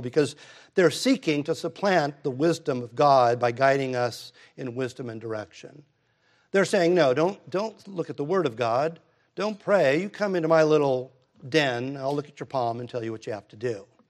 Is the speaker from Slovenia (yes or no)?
no; United States; I'm an American.